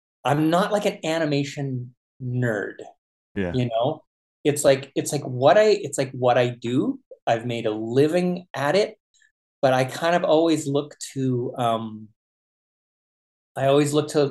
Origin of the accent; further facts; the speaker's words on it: Winnipeg, Manitoba, Canada; growing up in Winnipeg, Canada